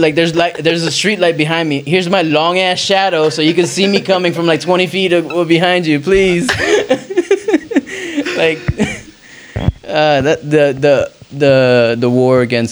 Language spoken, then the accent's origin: English; New Jersey, United States; I was born in Jersey.